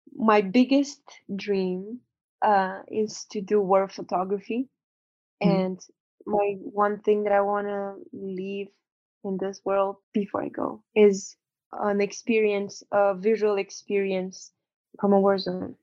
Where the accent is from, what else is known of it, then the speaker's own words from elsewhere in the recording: Romania; now in United States; I'm coming from Romania. I'm coming from a ex-communist country.